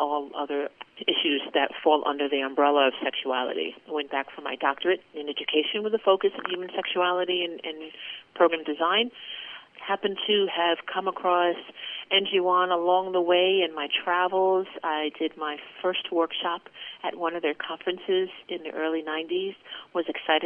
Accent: New York, United States; I was born and raised in New York

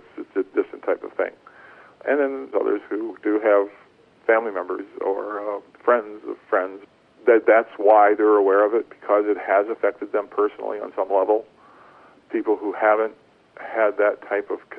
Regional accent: rural northwest Ohio, United States; I grew up in a small town in rural Ohio, in northwest Ohio, just about 30 miles south of Toledo

